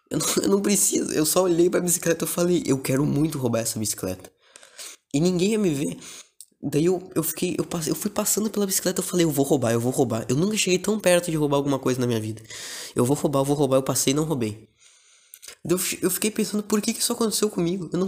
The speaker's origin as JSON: {"language": "Portuguese", "town": "Porto Alegre", "region": "Rio Grande do Sul", "country": "Brazil", "said": "Eu sou de Porto Alegre, uma cidade muito foda. Porto Alegre é do caralho."}